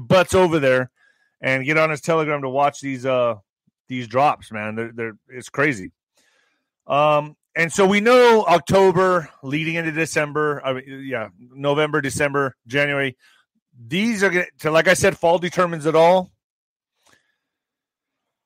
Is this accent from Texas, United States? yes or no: yes; El Paso, Texas, United States; El Paso, my hometown